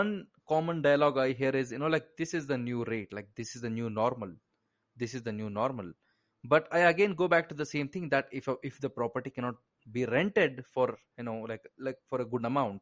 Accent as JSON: {"language": "English", "town": "Bangalore", "region": "Karnataka", "country": "India", "said": "You might have guessed it by my accent, but, I'm from India and I'm from a city called as Bangalore."}